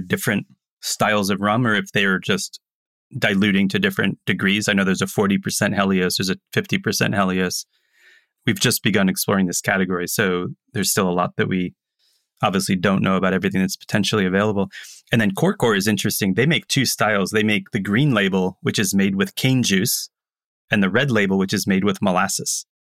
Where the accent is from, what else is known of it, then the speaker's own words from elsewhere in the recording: Tampa, Florida, United States; moved away; also born or lived in New York City; growing up in Tampa, the old man smoking cigars, drinking rum